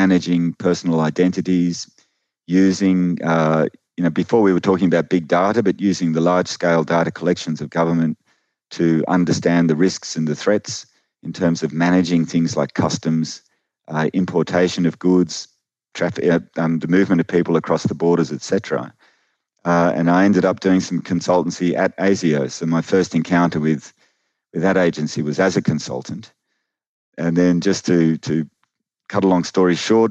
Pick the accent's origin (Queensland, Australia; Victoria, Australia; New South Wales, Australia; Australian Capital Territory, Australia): Australian Capital Territory, Australia; Canberra; also born or lived in Sydney; Originally I was born in Sydney, but most of my life, I've grown up in Canberra, which is, a little distance from Sydney, a bit inland.